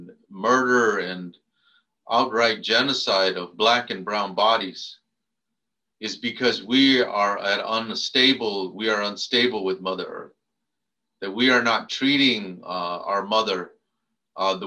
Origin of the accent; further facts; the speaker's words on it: Arizona, United States; now in San Jose, United States; I come from Adishona, Arizona